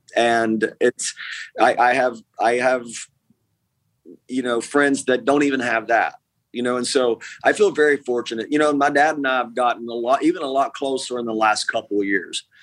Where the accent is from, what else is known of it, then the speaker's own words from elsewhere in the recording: East Tennessee, United States; also born or lived in Nashville; when I grew up in East Tennessee